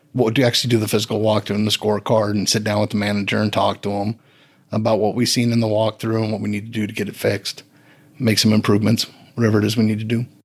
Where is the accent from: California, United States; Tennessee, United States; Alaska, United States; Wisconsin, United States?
Wisconsin, United States; moved away as an adult; also born or lived in Houston, Texas; I'm from Wisconsin originally.